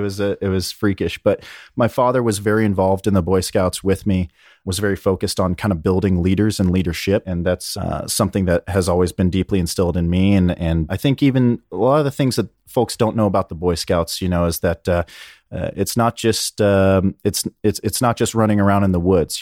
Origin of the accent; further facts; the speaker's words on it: Berkeley, California, United States; also born or lived in Alamo, California; I was born in Northern California in Berkeley